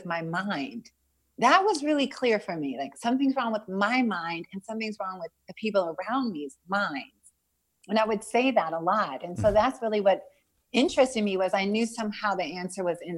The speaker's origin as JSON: {"language": "English", "region": "California", "country": "United States", "tie": "born or raised there", "also_born_or_lived": "Los Angeles", "said": "I was born in Southern California, and I grew up kind of between Northern and Southern California. We would sort of travel back and forth a little bit."}